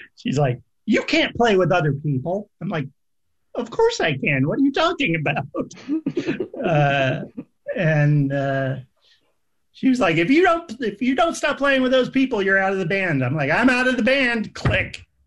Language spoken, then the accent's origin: English; New England, United States; I grew up in New England, which is full of haunted houses